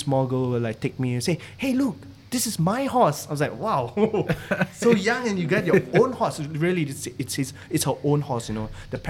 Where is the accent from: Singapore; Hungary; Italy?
Singapore; Singaporeans don't need visa.